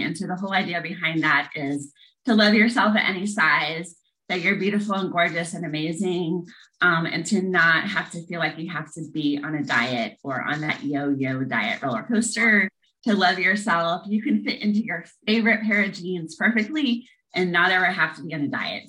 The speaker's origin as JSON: {"language": "English", "town": "Lincoln", "region": "Nebraska", "country": "United States", "tie": "born or raised there", "also_born_or_lived": "St. Joseph, Missouri / Knoxville, Tennessee / Kansas", "moved": "as an adult", "lives_now": "Tennessee, United States", "said": "So I was born in St. Joseph, Missouri. I grew up in Lincoln, Nebraska from age six to 19."}